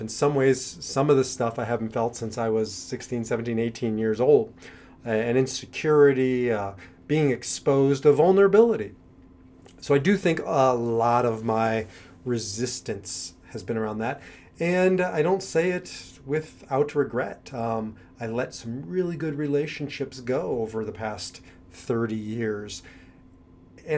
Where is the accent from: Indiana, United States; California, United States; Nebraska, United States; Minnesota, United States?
Nebraska, United States; Omaha; moved away as an adult; also born or lived in Kansas / New York; now in Israel; I grew up in Omaha, Nebraska, and I left there when I was 18 years old